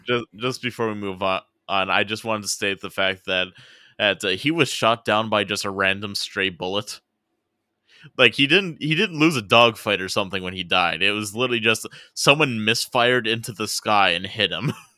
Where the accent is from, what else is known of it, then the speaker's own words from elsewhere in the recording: United States; a different city that's actually closer to my hometown